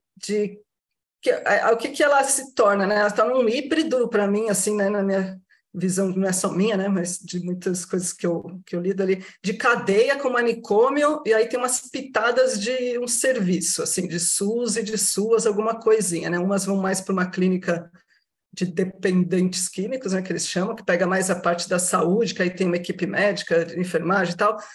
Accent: Baixada Santista, São Paulo, Brazil; Sou da região aqui da Baixada Santista

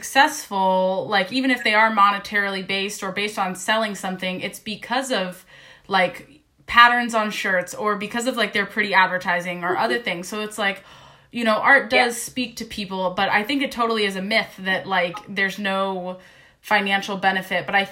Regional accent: United States; I'm an American from the United States

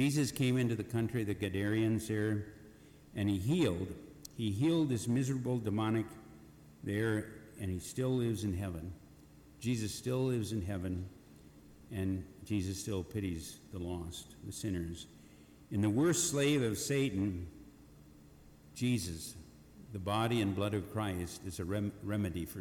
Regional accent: Eagle Bend, Minnesota, United States; Currently in my hometown Eagle Bend, Minnesota, Minnesota, Todd County, Wadena County

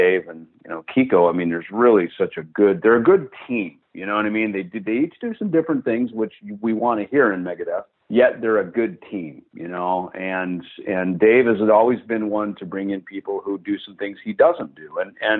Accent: Jackson, Minnesota, United States; the retail shop in Jackson, Minnesota, my hometown

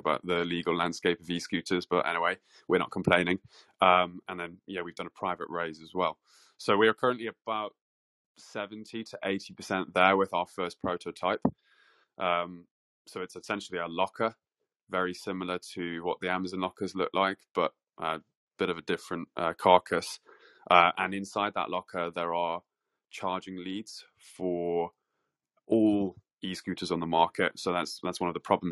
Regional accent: Manchester, North West England, United Kingdom; moved away as an adult; now in London, United Kingdom; I'm originally from Manchester, actually. I don't know if you can tell from the accent or not, but I studied in Manchester and then moved down to London for uni.

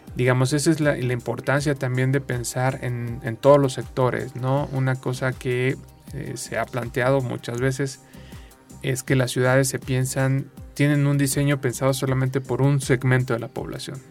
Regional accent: Mexico City, Mexico; moved away; also born or lived in San Luis Potosí; yo que, que nací en la Ciudad de México y viví mucho tiempo en la Ciudad de México

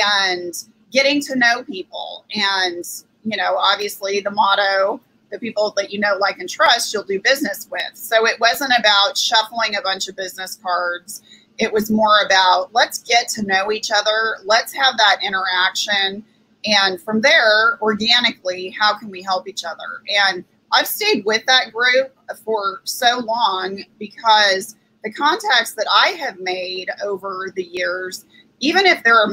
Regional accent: El Dorado Hills, California, United States; moved away as an adult; also born or lived in Palm Springs, California / Stockton, California / Bay Area, California; now in Frisco, United States; we moved to a suburb called El Dorado Hills, which is outside of Sacramento. And I grew up there.

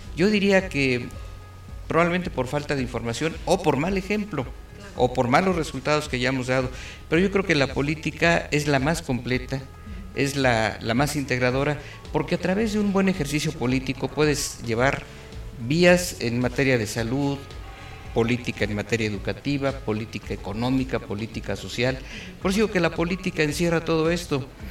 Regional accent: Querétaro, Mexico; born or raised there

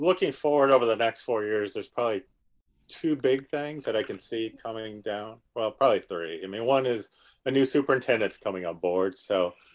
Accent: South Dakota, United States; moved away as an adult; now in Stafford County, Virginia, United States; I grew up in South Dakota

